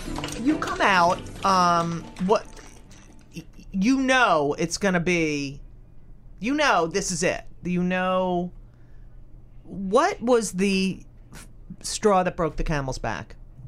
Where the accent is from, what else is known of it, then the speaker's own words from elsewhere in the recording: New Jersey, United States; I mean, look, I grew up in New Jersey and I had kids